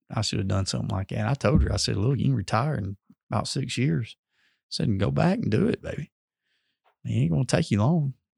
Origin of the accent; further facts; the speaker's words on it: Amory, Mississippi, United States; I'm from Amory originally, so that's my background